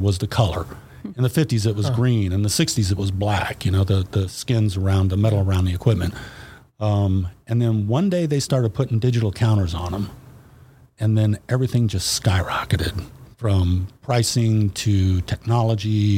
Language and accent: English; Fairborn, Ohio, United States; I grew up in Fairborn